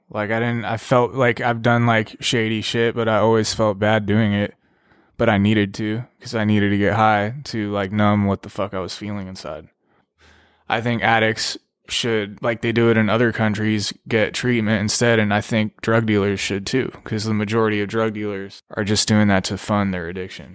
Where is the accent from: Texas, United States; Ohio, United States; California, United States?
California, United States; Pasadena; also born or lived in Los Angeles; I'm from Los Angeles, California, raised in Pasadena